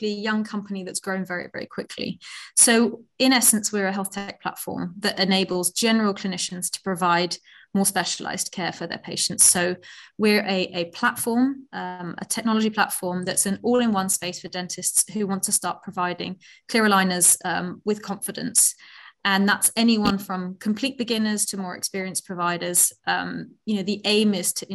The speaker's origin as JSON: {"language": "English", "country": "Netherlands", "also_born_or_lived": "Oxford, United Kingdom", "moved": "as an adult", "lives_now": "London, United Kingdom", "said": "I am from the Netherlands originally. I came to the UK to Oxford about 15 years ago to read medicine."}